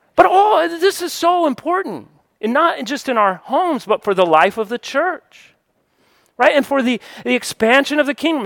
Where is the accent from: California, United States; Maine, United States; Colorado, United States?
Colorado, United States; also born or lived in New Mexico / Georgia; now in Florida, United States; I was born and I grew up in Colorado most of my childhood. I lived in New Mexico a few years, lived in Georgia for twenty, and now I live in Florida